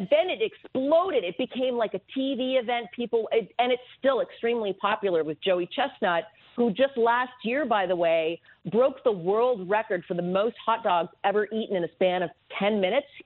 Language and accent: English; Canada; now in United States; I was born in Canada, uh, but my father was American